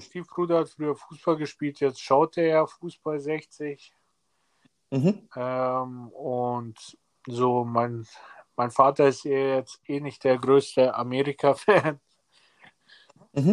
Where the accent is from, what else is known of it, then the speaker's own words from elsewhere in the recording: Erding, Bavaria, Germany; also born or lived in Serbia; now in Ebersberg, Germany; ich bin in Erding geboren, mhm. bin aber dann zu meiner Oma runter nach Serbien